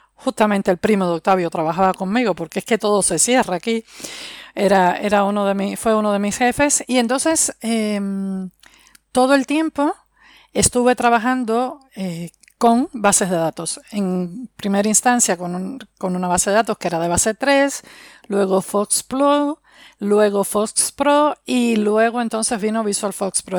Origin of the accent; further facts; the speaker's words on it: Havana, Cuba; moved away as an adult; also born or lived in Soviet Union; now in Spain; Vengo de Cuba, de La Habana, como todos los cubanos, todos los cubanos somos de La Habana